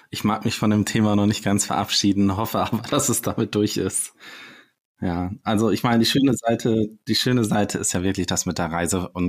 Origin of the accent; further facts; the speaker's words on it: Schleswig-Holstein, Germany; born there; Also ich bin, äh, ich bin ja gebürtiger äh, Schleswig-Holsteiner und äh, da, da, da gibt es keine, keine Berge und keinen Schnee im Winter.